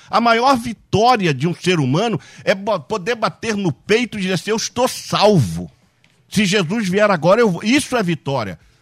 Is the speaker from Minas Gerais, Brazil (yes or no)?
yes; Barbacena, Minas Gerais, Brazil; a gente falava quando era garoto pequeno, lá em Barbacena